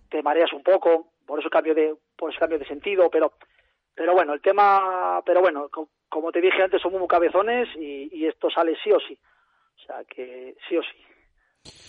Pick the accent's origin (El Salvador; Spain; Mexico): Spain; Bilbao, Basque Country; moved away; soy Bilbao, soy nacido en Bilbao, pero sí, sí, la verdad que llevo aquí tiempo ya